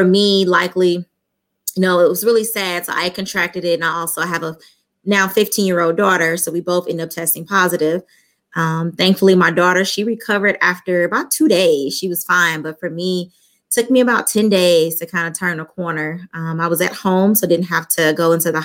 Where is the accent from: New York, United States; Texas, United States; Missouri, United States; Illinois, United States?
Missouri, United States; St. Louis; I'm from St. Louis, Missouri. I lived here all my life